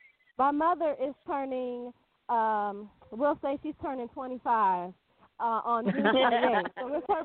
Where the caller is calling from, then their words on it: New Mexico, United States; I am calling from, well, I'm actually calling from two different places. I'm calling from New Mexico